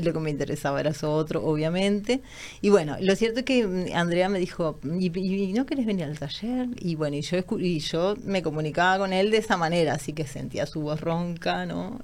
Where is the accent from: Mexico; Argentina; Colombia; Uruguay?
Uruguay; near Minas, Lavalleja; moved away; also born or lived in Canelones / Montevideo; soy de como cerca de Minas, les diría, como de, de Minas eh, hacia, hacia el lado de Canelones. De hecho, donde vivía la infancia era como sobre un arroyo